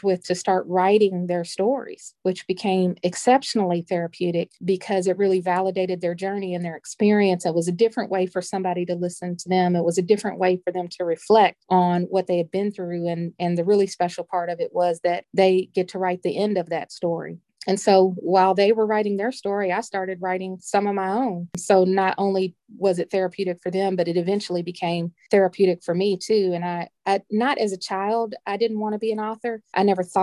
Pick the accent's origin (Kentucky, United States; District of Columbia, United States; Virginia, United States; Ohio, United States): Kentucky, United States; Louisville; also born or lived in Greensboro, North Carolina; We moved to Louisville when I was 4 years old